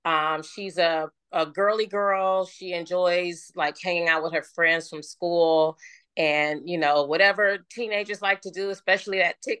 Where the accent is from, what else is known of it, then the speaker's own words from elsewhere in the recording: Oakland, California, United States; also born or lived in Las Vegas, Nevada; now in Los Angeles, United States; I was born and raised in Oakland, California. And since then, I've moved to Las Vegas, Nevada. And now I'm here in Los Angeles, California. I just turned 49 years old. I have a twin sister.